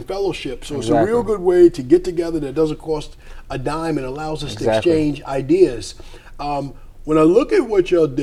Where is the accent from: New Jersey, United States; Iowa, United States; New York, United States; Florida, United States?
New York, United States; Wyandanch; Wyandanch, my hometown